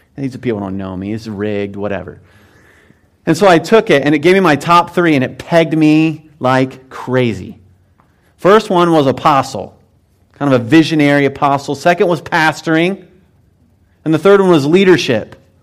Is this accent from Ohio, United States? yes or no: yes; Mount Vernon, Ohio, United States; I grew up in Mount Vernon, Ohio